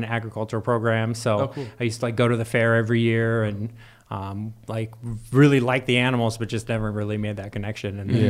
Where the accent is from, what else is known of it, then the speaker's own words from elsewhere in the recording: San Diego, California, United States; I had lived in San Diego my whole life, but not like everyone thinks of San Diego. Like there's a country part of it too, in the east.